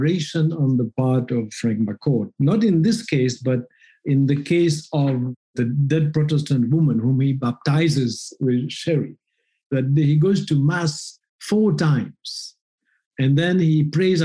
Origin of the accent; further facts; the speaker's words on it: Mauritius; I grew up in a community of fishermen.